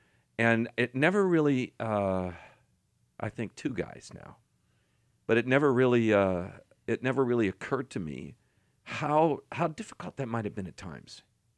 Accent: Arizona, United States; Well, I grew up here in Arizona. But when we moved here after we got married, we bought our first house just right across the street, 39th Avenue and Cactus.

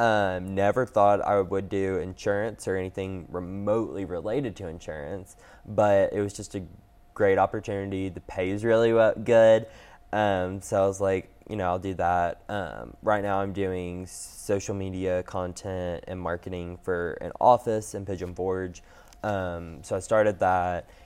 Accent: Knoxville, Tennessee, United States; I'm born and raised in Knoxville

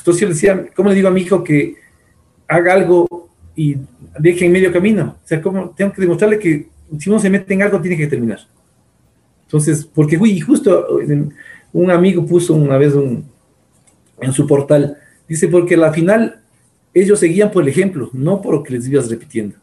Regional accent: Ecuador; como el ecuatoriano promedio

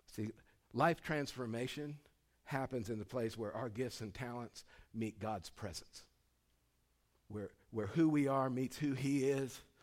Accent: Dustin Acres, California, United States; moved away; I grew up in Dustin Acres, California

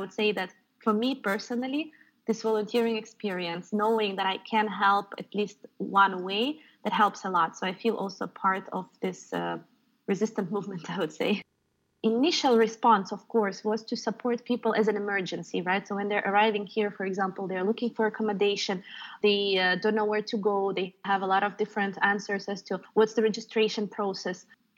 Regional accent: Donetsk, Donetsk Oblast, Ukraine; now in Belgium; I'm originally from Donetsk.

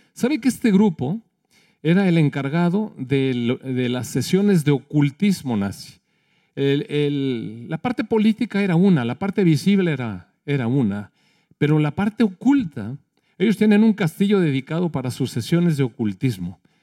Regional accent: Mexico; Somos mexicanos

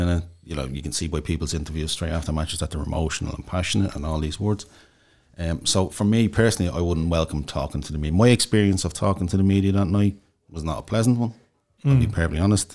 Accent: Dublin, Leinster, Ireland; I'm from Inchicore

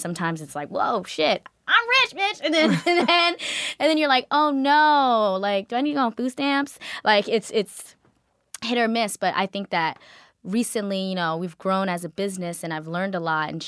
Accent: Georgia, United States; also born or lived in Kenya; I grew up in a predominantly African-American community, but also where I grew up in Georgia

